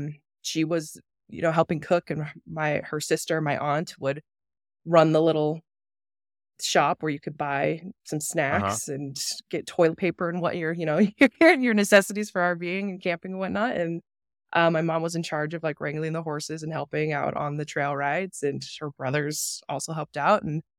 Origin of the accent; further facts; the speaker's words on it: Wyoming, United States; from Wyoming. My family's from Powell.